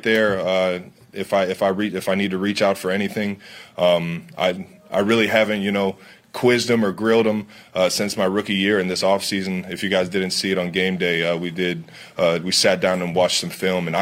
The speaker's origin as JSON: {"language": "English", "town": "Cleveland", "region": "Ohio", "country": "United States", "tie": "born or raised there", "said": "I grew up in Cleveland, Ohio"}